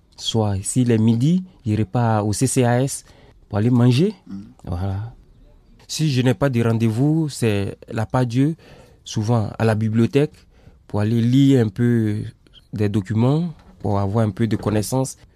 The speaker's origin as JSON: {"language": "French", "country": "Côte d’Ivoire", "also_born_or_lived": "Sweden", "moved": "as an adult", "lives_now": "Lyon, France", "said": "je suis ivoirien. j'ai quitté mon pays depuis le 27 avril 2017"}